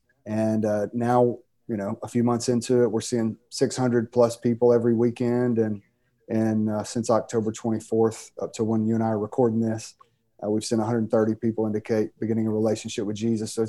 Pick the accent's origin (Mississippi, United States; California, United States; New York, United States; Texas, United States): Mississippi, United States; start a church planting network years ago called 242 Network in the state of Mississippi. You can tell by my accent that where I'm from.